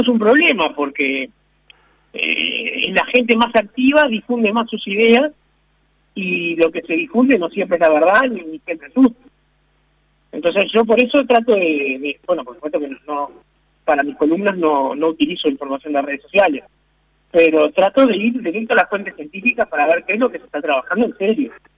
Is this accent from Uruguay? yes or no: yes; Uruguay; como uruguayos